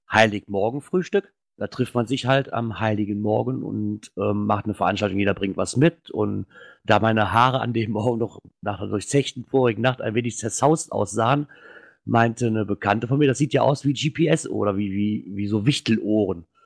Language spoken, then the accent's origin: German; North Rhine-Westphalia, Germany; komme aus der Nähe von Köln.